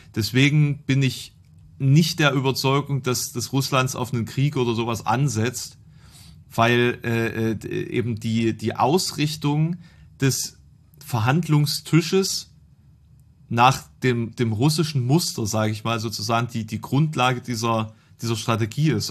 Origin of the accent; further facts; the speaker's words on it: eastern Germany, Germany; bei uns im Osten